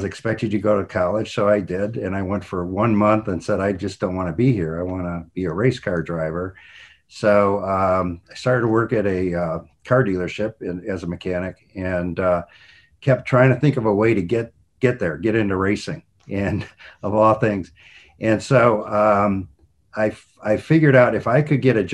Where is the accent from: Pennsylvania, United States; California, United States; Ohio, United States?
Ohio, United States; Cleveland; I grew up in Cleveland, Ohio